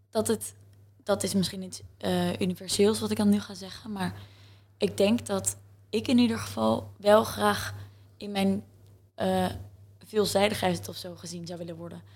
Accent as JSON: {"language": "Dutch", "town": "The Hague", "region": "South Holland", "country": "Netherlands", "tie": "born or raised there", "also_born_or_lived": "Utrecht", "moved": "as an adult", "said": "wij zijn alle twee opgegroeid in Scheveningen."}